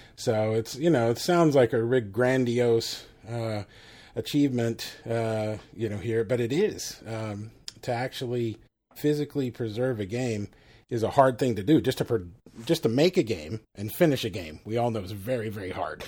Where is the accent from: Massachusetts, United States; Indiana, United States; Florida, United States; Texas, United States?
Texas, United States; I'm a Texan